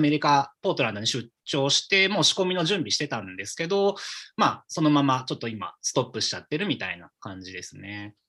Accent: Omachi, Nagano, Japan; 僕自身は日本の、えーと、と長野県っていう、えっ、と、県の、えーと、大町市っていう、なんていうんですかね、うん、皆さんで言うと、多分白馬、オリンピックがあった白馬村とか、えーとはい、あのすごい雪の降る地域ですね、あのスノーリゾートの地域ですけど、うん、ここに生まれ育って、今もそこで住んでます

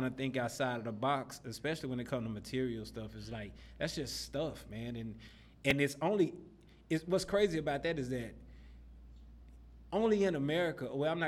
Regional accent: Dallas, Texas, United States; moved away as an adult; now in United Arab Emirates; I grew up in Oak Cliff, grew up, you know, kind of rough parts of Oak Cliff

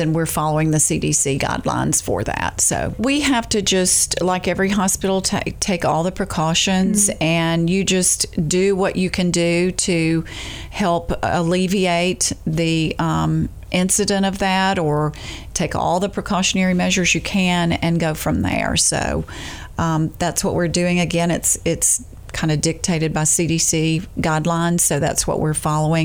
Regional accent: Jacksonville, Alabama, United States; also born or lived in Montgomery, Alabama; now in Dothan, United States; I moved here from Jacksonville, Alabama. I had been there for a short while. That was actually my hometown

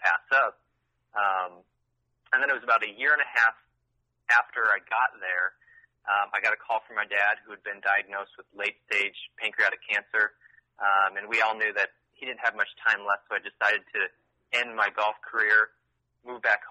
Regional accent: Des Moines, Iowa, United States; moved away as an adult; also born or lived in Nebraska; I grew up in Des Moines

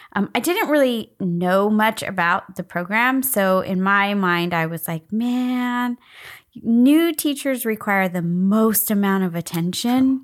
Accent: United States; I was born in the United States.

